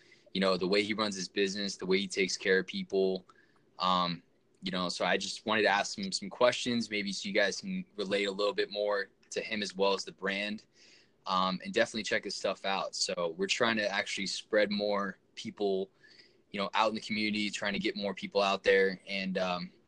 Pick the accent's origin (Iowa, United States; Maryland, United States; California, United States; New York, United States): California, United States; Orange County; moved away; I'm from Orange County